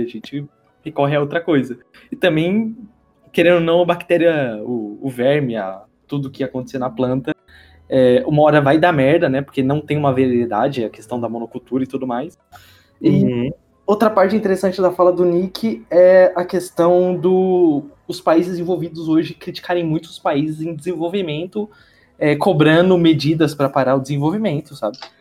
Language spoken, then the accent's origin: Portuguese; Brazil; nós, enquanto brasileiros